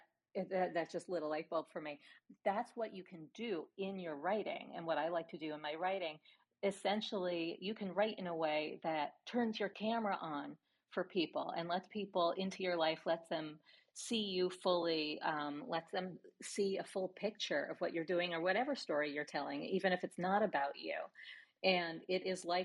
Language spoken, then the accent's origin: English; New York, United States; growing up in New York when the streets were smeared with dog crap